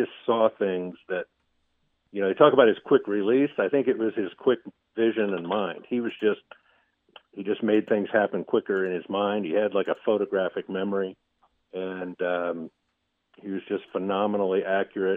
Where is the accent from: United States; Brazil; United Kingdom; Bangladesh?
United States; Cleveland, Ohio; moved away as an adult; also born or lived in Pittsburgh; I'm from Cleveland